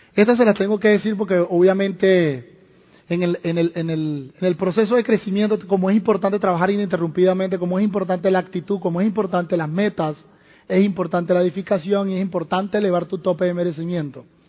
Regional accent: Venezuela; moved away; en Venezuela, en mi país

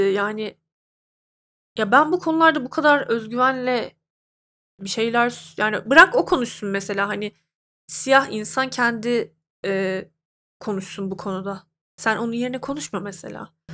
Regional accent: Turkey; Ben mesela bir Türk'üm

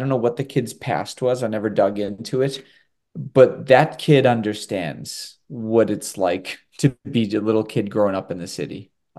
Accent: Winthrop, Massachusetts, United States; I grew up in the Northeast and from Winthrop

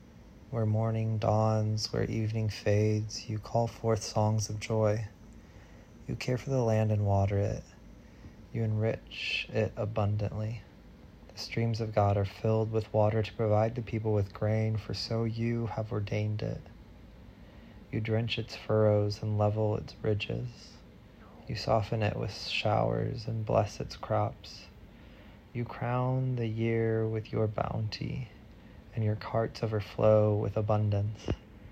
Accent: Central Illinois, United States; now in Nashville, United States; a person born and raised in Central Illinois, now reading in Nashville, Tennessee.

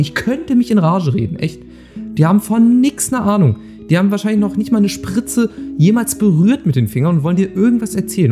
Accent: Lower Saxony, Germany; Bei uns in Niedersachsen

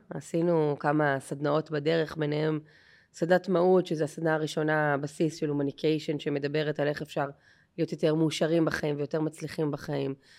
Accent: Haifa Bay suburbs, Haifa District, Israel; moved away; אני מהקריות במקור

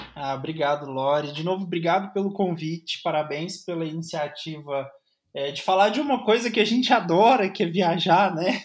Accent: Minas Gerais, Brazil; eu ser mineiro

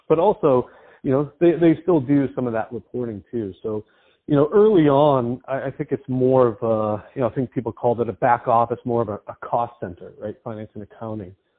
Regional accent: East Coast, United States; I grew up on the East Coast

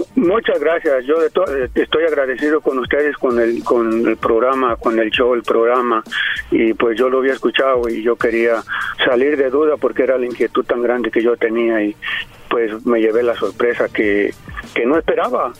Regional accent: Jalisco, Mexico; Yo soy de Jalisco

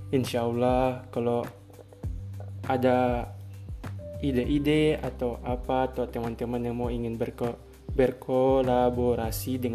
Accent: West Papua, Indonesia; born there; Bisa dibilang Saya campuran gado-gado Karena orang tua saya asli Bugis semua Namun Saya lahir di Papua Barat, Sorong Selatan

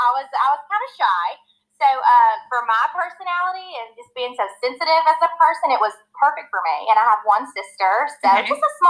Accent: Camden, Arkansas, United States; moved away as an adult; also born or lived in Los Angeles, California; now in Georgia, United States; I was born and raised in Arkansas. I am originally from Camden, Arkansas, which is very south. It's near the Louisiana border. That's where I grew up. I went to school there.

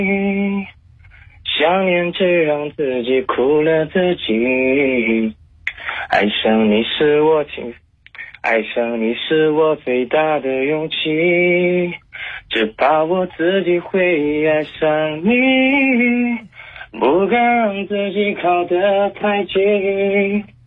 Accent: Yancheng, Jiangsu, China; 呃，盐城。

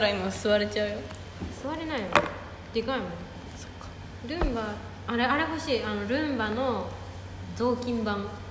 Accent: Kansai, Japan; 私とアモちゃんが関西出身

